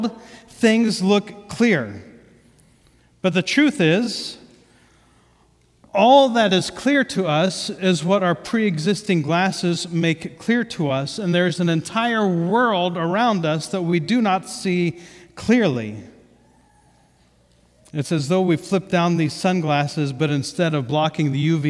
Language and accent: English; Ohio, United States; first language English; I grew up in Ohio